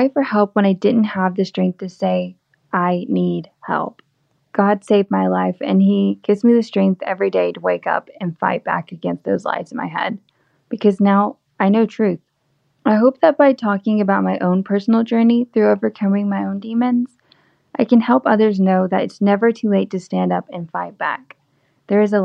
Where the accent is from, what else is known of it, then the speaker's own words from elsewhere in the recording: Southeast Texas, United States; moved away as an adult; now in Nashville, United States; I was born and raised in Southeast Texas near the Gulf